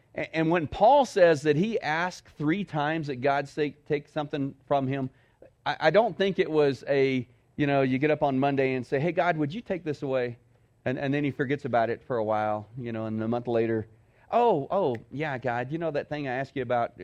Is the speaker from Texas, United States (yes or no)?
yes; Texas, United States; moved away as an adult; now in Cloudcroft, United States; I grew up in Texas